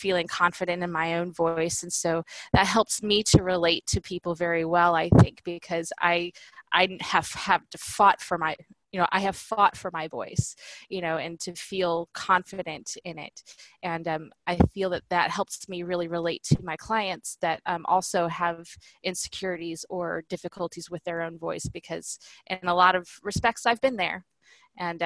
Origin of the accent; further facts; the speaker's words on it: Southwest Missouri, United States; I grew up in Southwest Missouri in a teeny tiny small town